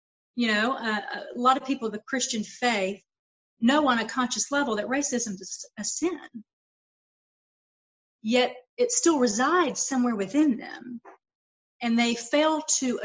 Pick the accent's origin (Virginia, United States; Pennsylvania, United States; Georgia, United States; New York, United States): Georgia, United States; Lawrenceville; moved away as an adult; also born or lived in Atlanta, Georgia / Savannah, Georgia; now in Las Vegas, United States; I was born and raised in Georgia